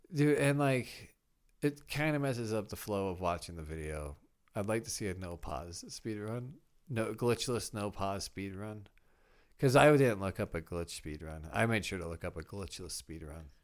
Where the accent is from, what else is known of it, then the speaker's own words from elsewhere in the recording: Midwest, United States; I'm a kid from the Midwest.